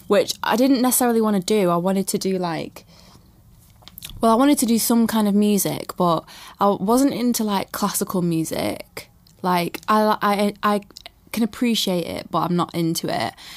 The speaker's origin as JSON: {"language": "English", "town": "Manchester", "region": "North West England", "country": "United Kingdom", "tie": "born or raised there", "said": "I was born in Manchester"}